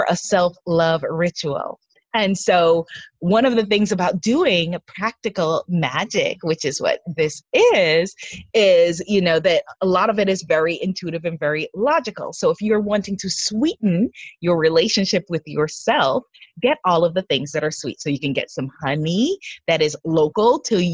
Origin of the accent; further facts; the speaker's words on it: United States; I'm an American.